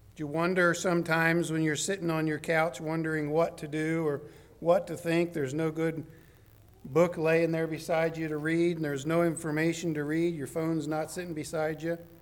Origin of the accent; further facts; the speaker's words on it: the South, United States; I'm from the South